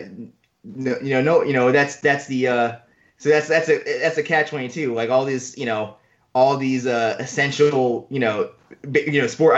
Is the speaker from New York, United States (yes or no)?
yes; New York City, New York, United States; as a native New Yorker, I'm not from the South Bronx